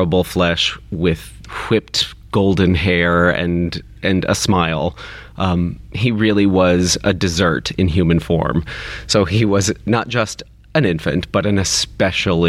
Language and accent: English; Kentucky, United States; I grew up in Kentucky